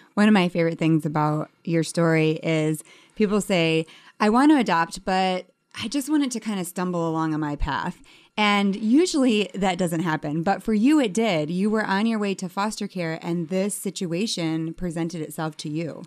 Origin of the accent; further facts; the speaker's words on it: Detroit, Michigan, United States; I'm actually from Detroit